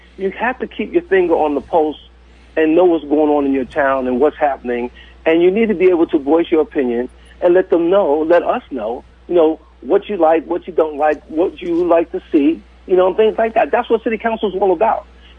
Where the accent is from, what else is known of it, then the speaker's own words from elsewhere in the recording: New York City, New York, United States; now in Redmond, Oregon, United States; I grew up in the 60s. I grew up in New York City. I grew up in Harlem.